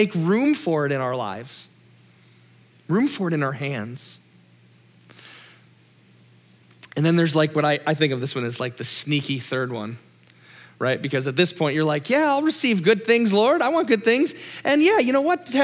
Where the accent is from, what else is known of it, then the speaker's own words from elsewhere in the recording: Minnesota, United States; I'm Minnesotan